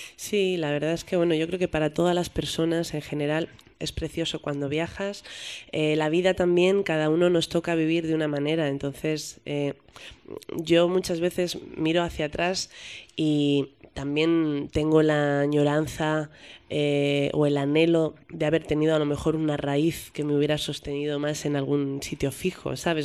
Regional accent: Madrid, Community of Madrid, Spain; yo soy madrileña, como te he dicho al principio, ¿no? Entonces para mí tocar en las fiestas de mi pueblo, porque para mí Madrid es mi pueblo

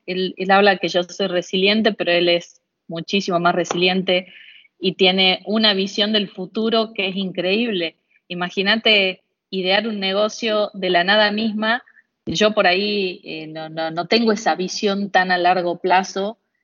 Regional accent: Argentina; Fuera de Buenos Aires, en mi país

